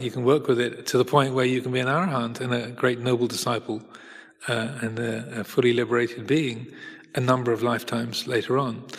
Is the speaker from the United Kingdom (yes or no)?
yes; United Kingdom; also born or lived in Hertfordshire, England; I'm British. I live in England, in Hertfordshire